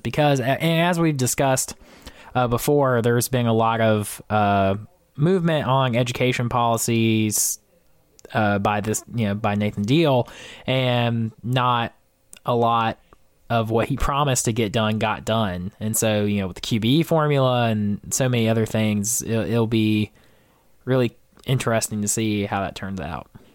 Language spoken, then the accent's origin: English; Georgia, United States; my hometown rep of Jason Spencer